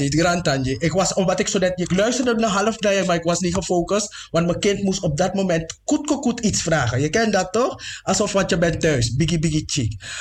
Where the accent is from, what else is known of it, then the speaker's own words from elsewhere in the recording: Suriname; ik ben niet alleen maar een Afro-Surinamer, ik ben ook gewoon een Surinamer